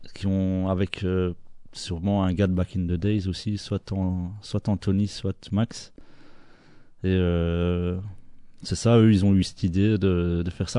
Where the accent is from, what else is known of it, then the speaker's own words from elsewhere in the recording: Belgium; on est toujours fiers d'être belge